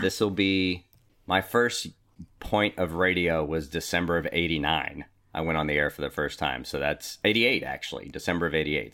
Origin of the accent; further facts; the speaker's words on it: Richmond, California, United States; also born or lived in Norwalk, California; now in Sacramento, United States; East Bay, specifically